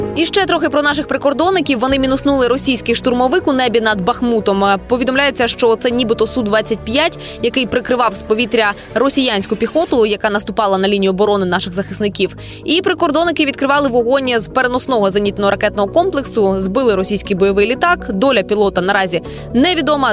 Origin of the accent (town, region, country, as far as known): Ukraine